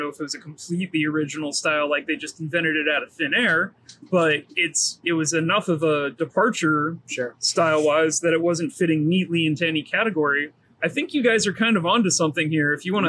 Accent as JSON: {"language": "English", "region": "Louisiana", "country": "United States", "tie": "born or raised there", "said": "I grew up in Louisiana, so I'm used to spicy."}